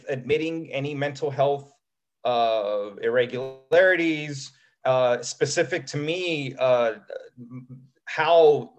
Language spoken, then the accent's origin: English; United States; Mexican, definitely had a big impact on my upbringing. And despite the fact that I was born in the States